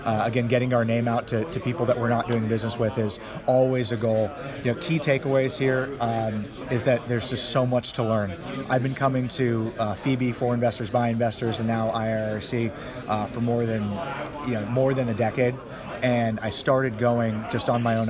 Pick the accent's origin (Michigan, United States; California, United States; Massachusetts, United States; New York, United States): Massachusetts, United States; Boston; moved away as an adult; now in Los Angeles, United States; I'm actually born and raised in Boston, but I've lived now in LA for the last dozen years